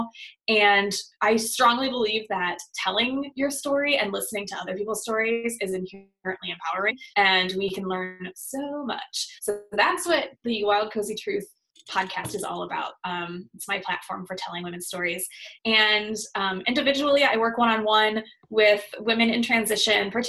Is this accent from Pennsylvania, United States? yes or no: no; South Bend, Indiana, United States; I grew up in South Bend, Indiana